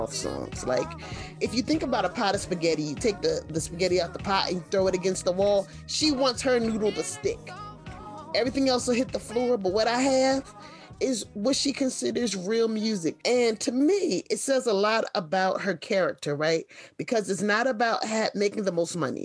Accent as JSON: {"language": "English", "town": "Philadelphia", "region": "Pennsylvania", "country": "United States", "tie": "born or raised there", "said": "growing up in Philly"}